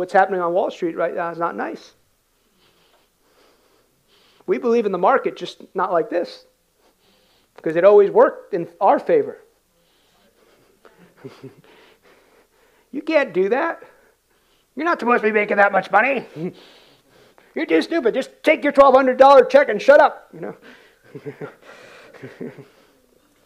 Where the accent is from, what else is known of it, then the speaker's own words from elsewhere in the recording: United States; I came in culturally as an American, worked hard. My dad came to this country in 1969